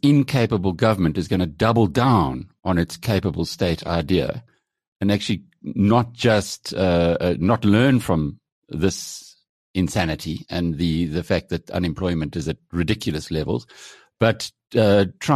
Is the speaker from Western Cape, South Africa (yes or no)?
no; KwaZulu-Natal, South Africa; I'm from KwaZulu-Natal